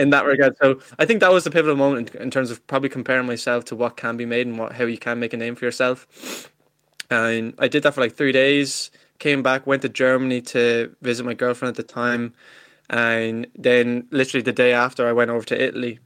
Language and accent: English; Ireland; I'm Irish myself. I'm not like some of these Americans, you know, pretend to be Irish with their great, great, great grannies, but, um, yeah, I'm from, I'm from Ireland myself